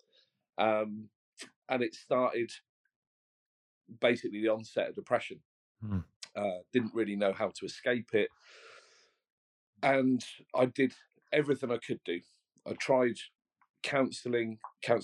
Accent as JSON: {"language": "English", "town": "Brighton", "region": "South East England", "country": "United Kingdom", "moved": "yes", "lives_now": "West of England, United Kingdom", "said": "I was originally from Brighton. I now live near Northwest Wales in the west of England."}